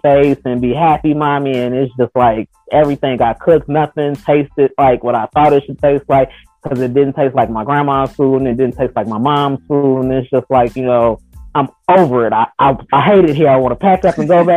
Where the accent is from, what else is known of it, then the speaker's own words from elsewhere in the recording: Chicago, Illinois, United States; now in North Iowa, United States; I'm from Chicago